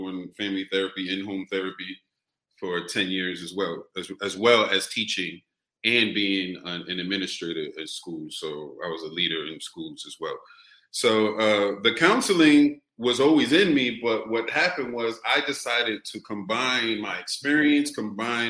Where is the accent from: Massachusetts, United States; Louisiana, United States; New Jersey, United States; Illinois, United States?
Massachusetts, United States; Boston; moved away as an adult; also born or lived in California; I kept going back and forth to California and Boston. But Boston raised me.